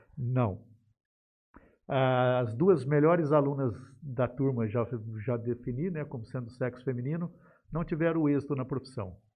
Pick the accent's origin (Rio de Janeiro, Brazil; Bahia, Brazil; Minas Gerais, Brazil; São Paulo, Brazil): São Paulo, Brazil; Jales; eu cresci em Jales, eu vi a, a cidade crescer também